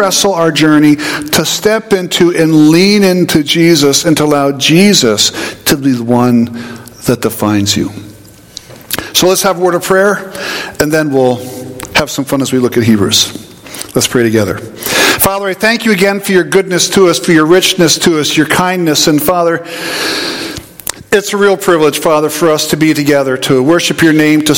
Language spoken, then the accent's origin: English; Southern New York, United States; also born or lived in South Central New Jersey; now in New Jersey, United States; I grew up in Southern New York, grew up in Dairy Country.